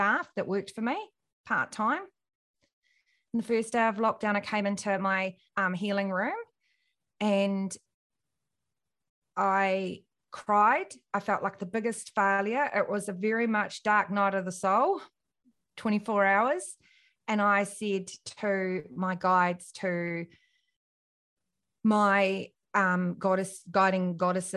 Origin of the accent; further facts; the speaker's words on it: New Zealand; I'm from New Zealand and grew up in a little country town